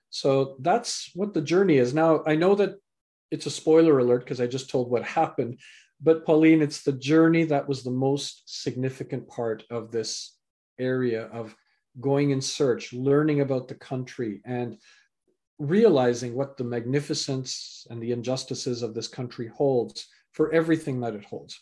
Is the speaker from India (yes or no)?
no; Canada; also born or lived in England; I was born in England, raised in Canada